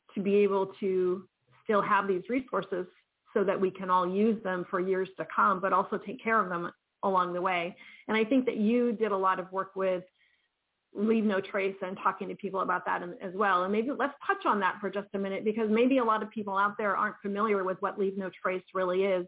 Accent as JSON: {"language": "English", "region": "East Coast", "country": "United States", "said": "I'm from the East Coast too"}